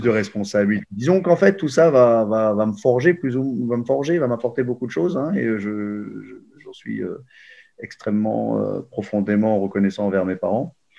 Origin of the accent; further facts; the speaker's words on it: Paris, Île-de-France, France; je suis né à Paris en 1972